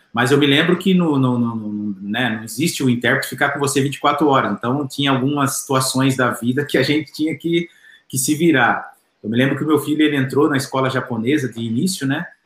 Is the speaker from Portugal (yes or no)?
no; Barra Bonita, São Paulo, Brazil; Eu sou do interior de São Paulo, de Barra Bonita, é uma cidade bem pequena